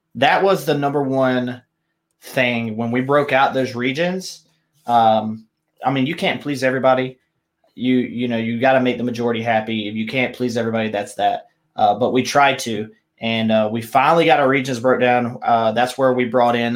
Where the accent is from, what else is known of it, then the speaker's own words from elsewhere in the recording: South Carolina, United States; now in Texas, United States; growing up in South Carolina